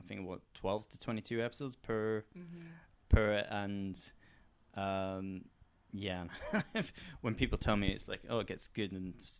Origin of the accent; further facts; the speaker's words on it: Edinburgh, Scotland, United Kingdom; I'm from Edinburgh